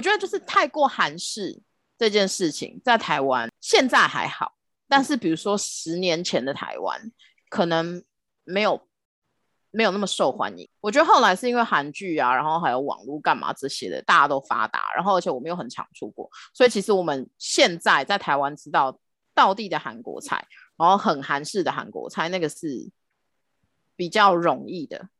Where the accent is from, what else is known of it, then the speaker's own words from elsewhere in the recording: Philippines; also born or lived in Manila; now in Taiwan; 我是在菲律宾长大的